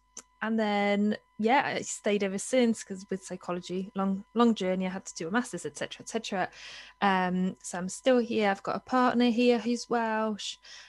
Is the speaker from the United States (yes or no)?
no; Poland; English is a second language; moved away as an adult; now in Wales, United Kingdom; I think that an important thing for everybody to know will be that I'm Polish. I was born in Poland, so I do apologise for my accent. Then I moved to Wales when I was 19